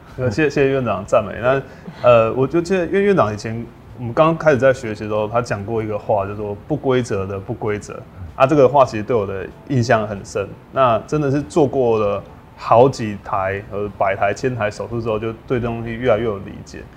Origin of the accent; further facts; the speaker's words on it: Kaohsiung, Taiwan; 因为我们都是高雄人。